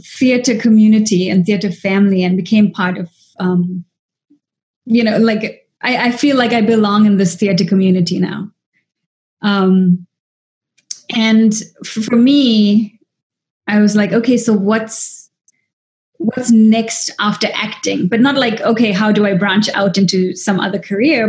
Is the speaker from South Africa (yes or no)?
yes; South Africa; moved away as an adult; also born or lived in Dubai / Taipei; now in United States; as an Indian actress in South Africa